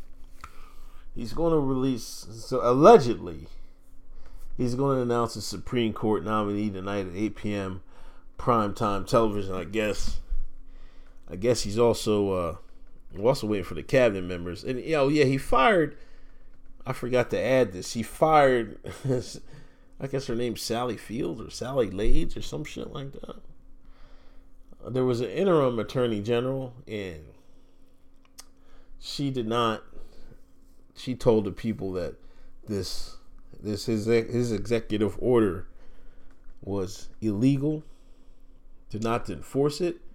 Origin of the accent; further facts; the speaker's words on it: United States; I grew up in America